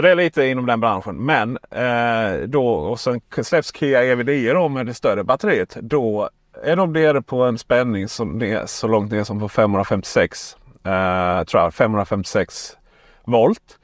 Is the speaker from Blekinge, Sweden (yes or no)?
yes; Ronneby, Blekinge, Sweden; jag är från Ronneby